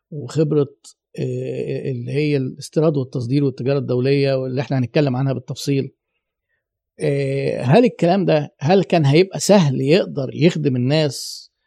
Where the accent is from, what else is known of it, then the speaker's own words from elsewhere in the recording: Egypt; انا عايزك تجيب لي جلد من مصر جلد خام انا مصري اهو